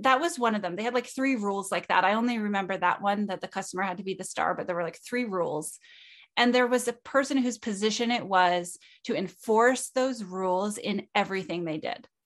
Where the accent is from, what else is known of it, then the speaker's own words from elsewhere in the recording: Canada; I'm Canadian.